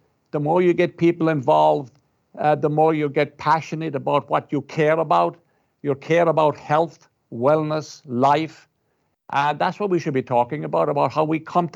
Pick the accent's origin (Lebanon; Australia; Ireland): Ireland; now in United States; I'm Irish. And I'm from Ireland